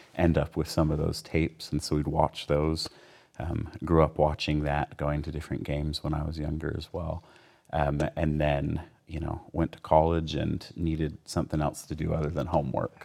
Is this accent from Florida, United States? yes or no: no; Provo, Utah, United States; Provo's home